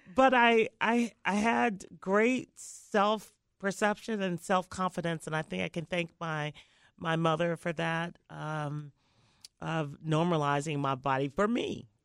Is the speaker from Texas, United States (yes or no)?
no; Memphis, Tennessee, United States; I grew up in Memphis